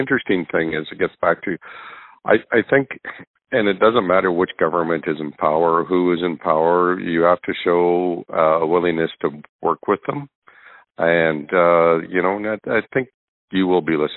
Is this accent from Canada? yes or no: yes; Northern Alberta, Canada; I'm from Northern Alberta